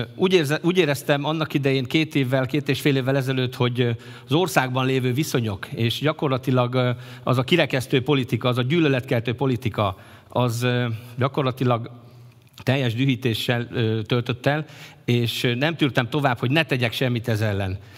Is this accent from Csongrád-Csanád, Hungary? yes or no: yes; Kistelek, Csongrád-Csanád, Hungary; kisteleki származású vagyok